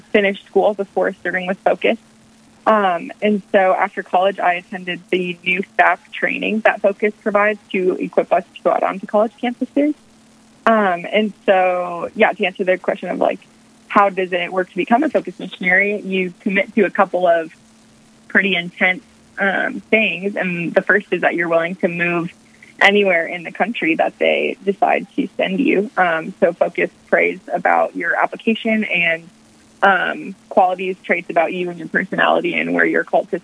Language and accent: English; Bismarck, North Dakota, United States; moved away as an adult; also born or lived in Grand Forks, North Dakota; now in Golden, United States; I was born and raised in Bismarck, North Dakota, and lived there my whole life until I went to college